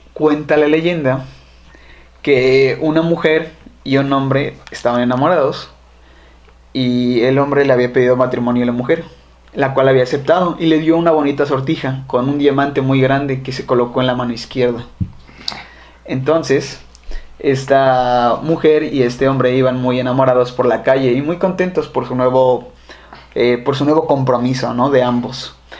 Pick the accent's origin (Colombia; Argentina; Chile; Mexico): Mexico; Xalapa, Veracruz; Somos jalapeños